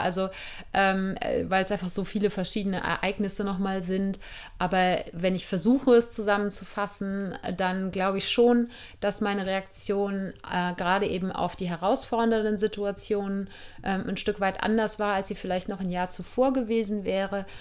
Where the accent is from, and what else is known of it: Germany; born or raised there; moved away as an adult